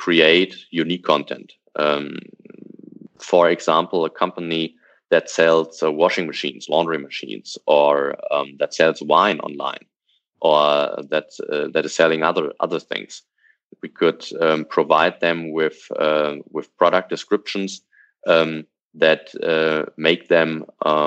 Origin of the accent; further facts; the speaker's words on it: Hanover, Lower Saxony, Germany; from my hometown, from Hanover